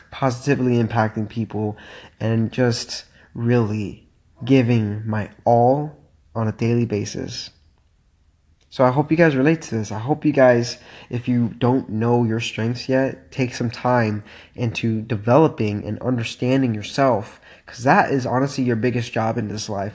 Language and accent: English; Miami, Florida, United States; moved away; I'm from Miami, and uh, man, it is really, really nice to be back home